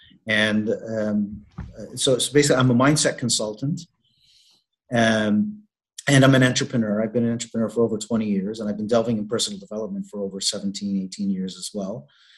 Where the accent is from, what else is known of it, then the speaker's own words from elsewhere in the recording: Canada; now in Malta; I'm originally from Canada, but I have been based here in Malta now for the last, I believe we're going on 2 years.